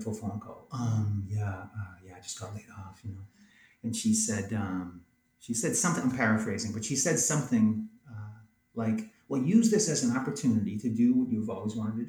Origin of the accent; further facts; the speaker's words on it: New England, United States; also born or lived in California / Philadelphia; I was raised in New England and went to art school in New England, got married in New England, yeah. Raising kids in New England. I'm a New England guy.